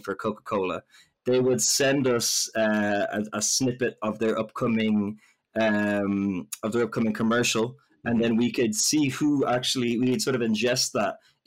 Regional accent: Ireland; So I'm Irish

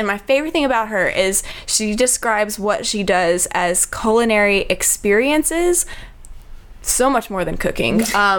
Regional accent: Texas, United States; now in Charleston, United States; I'm from Texas, so we have our, own, right, little, yeah. Our own little y'all.

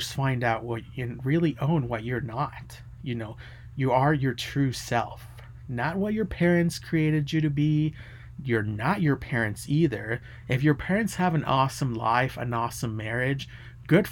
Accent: United States; I'm an American too

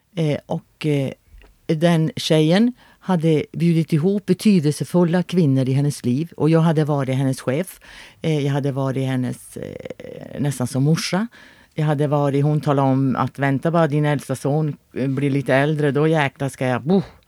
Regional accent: Luleå, Norrbotten County, Sweden; moved away as an adult; also born or lived in Örebro; jag är född i Luleå och jag har bott i Luleå i många, många, många, många år

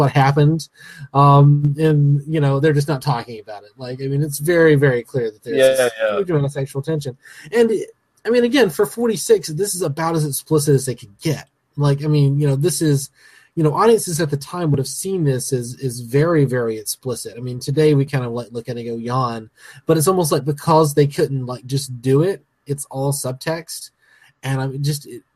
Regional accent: American South, United States; I'm from the American South

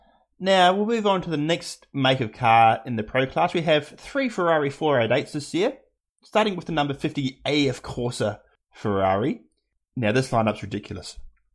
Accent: New Zealand; that's not being Kiwi biased.

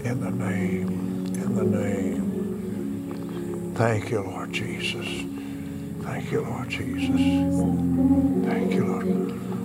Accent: Texas, United States; I'm from Texas.

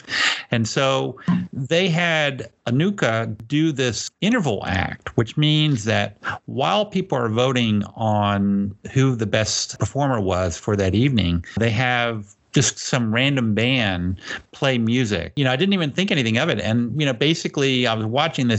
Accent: United States; as an American

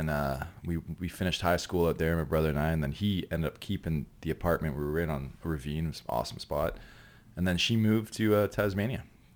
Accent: Ancaster, Ontario, Canada; also born or lived in Ottawa / Dundas / Toronto; Originally, born in Ottawa and then grew up in town called Ancaster and then Dundas and Ancaster.

